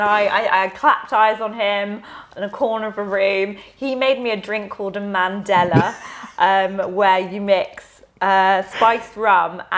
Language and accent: English; Ealing, London, United Kingdom; So I grew up in Ealing with a 2.4 family, so mum, dad, brother, in a nice little suburban area